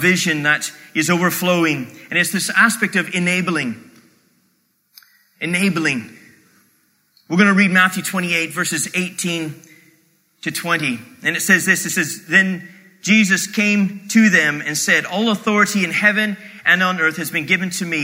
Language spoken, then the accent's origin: English; Canada